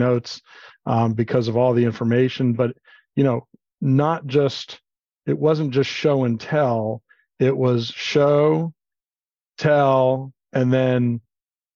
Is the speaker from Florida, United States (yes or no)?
yes; Miami, Florida, United States; moved away; I grew up in Miami, Florida